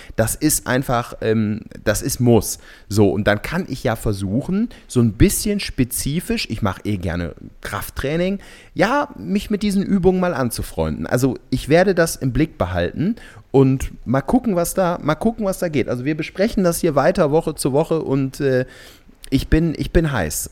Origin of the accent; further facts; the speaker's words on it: Cologne, North Rhine-Westphalia, Germany; für einen Kölner